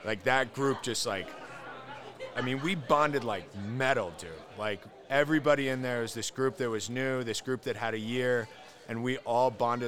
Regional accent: Colorado, United States; I grew up in Colorado, wonderful

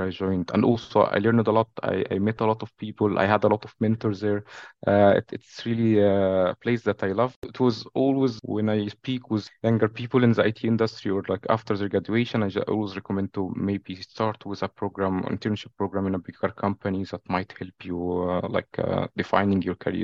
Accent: Cairo, Cairo Governorate, Egypt; moved away as an adult; now in Amsterdam, Netherlands; I'm from Cairo, Egypt

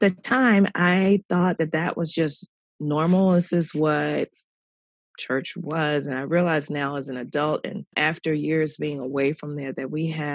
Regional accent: Philadelphia, Pennsylvania, United States; moved away as an adult; also born or lived in Atlanta, Georgia; I grew up in Philadelphia, Pennsylvania, and went to public school all my life

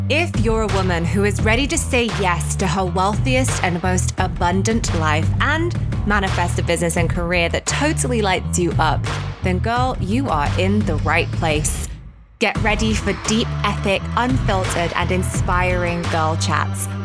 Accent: Bolton, North West England, United Kingdom; I was born in Bolton in Greater Manchester in England.

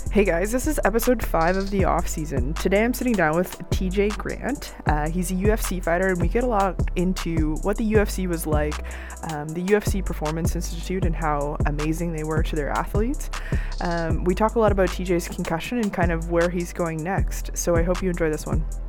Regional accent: Cole Harbour, Nova Scotia, Canada; I grew up in Cole Harbor.

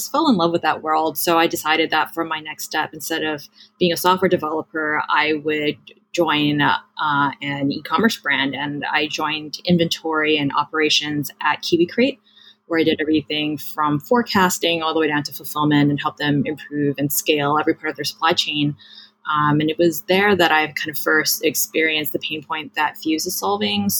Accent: Hawaii, United States; moved away as an adult; I grew up in Hawaii, went to Stanford for college

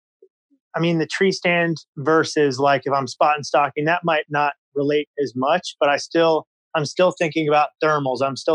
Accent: Iowa, United States; So I grew up in Iowa. I was born and raised here.

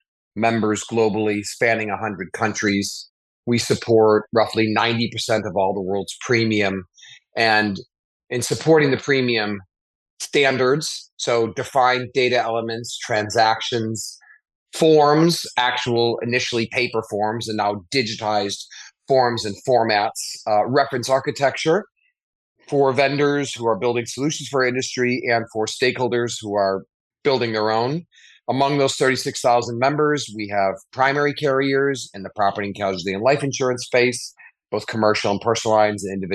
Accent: Chicago, Illinois, United States; I grew up in Chicago.

